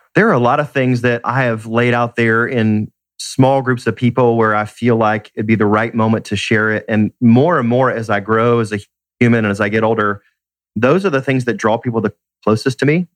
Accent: Atlanta, Georgia, United States; Born and raised in Atlanta, love being in my city

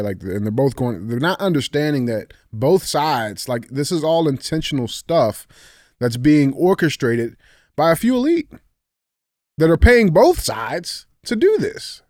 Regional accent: United States; as an American citizen

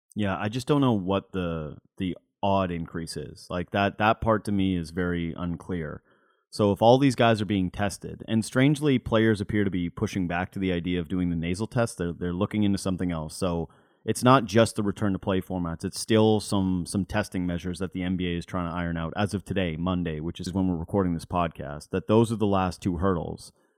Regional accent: Whitehorse, Yukon, Canada; now in Ontario, Canada; I'm from White Horse Yukon

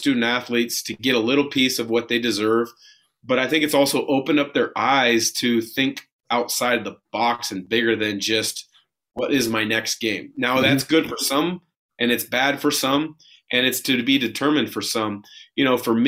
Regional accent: Portland, Oregon, United States; my hometown Blazers

